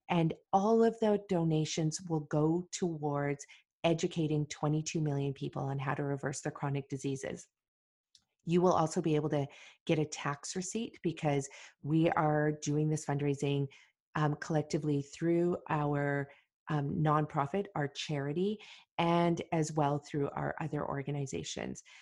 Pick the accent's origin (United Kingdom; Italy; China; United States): China; Beijing; English is a second language; moved away as an adult; now in Vancouver, Canada; Uh, Beijing. From Beijing.